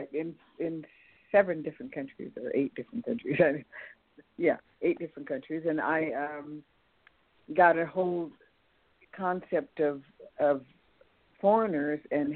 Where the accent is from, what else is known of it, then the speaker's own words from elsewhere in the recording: California, United States; also born or lived in Texas; I was born in Texas but brought up in California